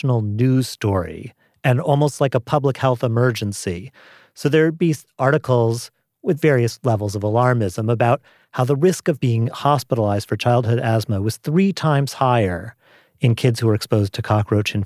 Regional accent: New York City, New York, United States; I grew up in New York City

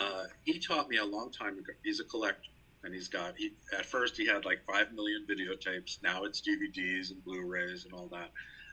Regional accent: New York, United States; I'm a New Yorker, I have a New York clock inside of me. I move to New York rhythm.

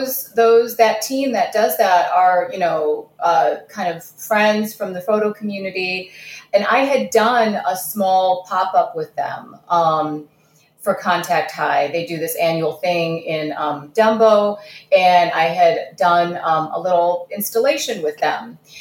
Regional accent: Kazakhstan; born there; I was born in Kazakhstan, so I don't know what you're talking about.

